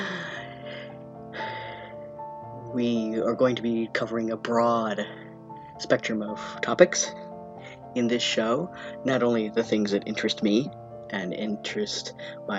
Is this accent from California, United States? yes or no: no; Vermont, United States; I was born and raised in Vermont from a family of longtime Vermonters from before statehood.